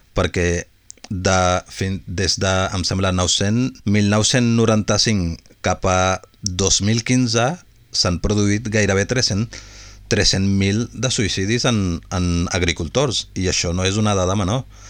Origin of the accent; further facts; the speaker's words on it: Punjab, Pakistan; moved away; jo sóc de Pakistan